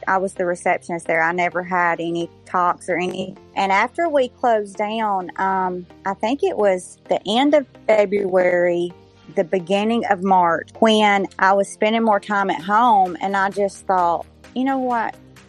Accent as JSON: {"language": "English", "town": "Scottsboro", "region": "Alabama", "country": "United States", "tie": "born or raised there", "also_born_or_lived": "Collinsville, Alabama", "said": "I was born and raised in Scottsboro, with Jason's family being in Gunnersville."}